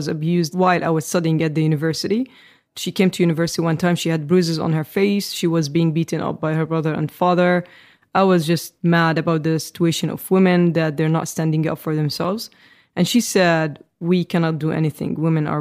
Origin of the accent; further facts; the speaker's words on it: Amman, Amman Governorate, Jordan; I grew up in Jordan, the Middle East